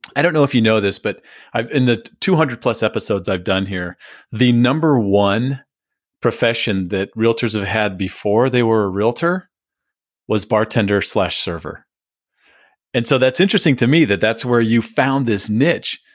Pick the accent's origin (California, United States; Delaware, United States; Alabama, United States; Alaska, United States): California, United States; San Diego; I, grew up in San Diego